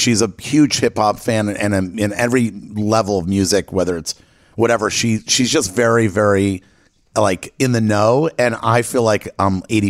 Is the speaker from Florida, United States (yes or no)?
yes; Miami, Florida, United States; I'm from Miami